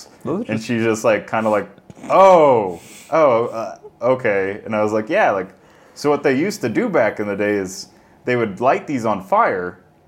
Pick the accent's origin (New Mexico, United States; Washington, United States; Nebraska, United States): Nebraska, United States; Kearney County; I grew up in Kearney County.